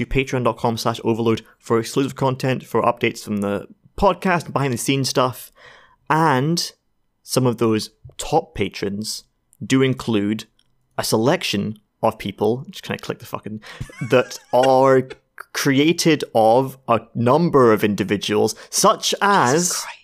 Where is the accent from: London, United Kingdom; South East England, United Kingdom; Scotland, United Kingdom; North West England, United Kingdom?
Scotland, United Kingdom; We're Scottish.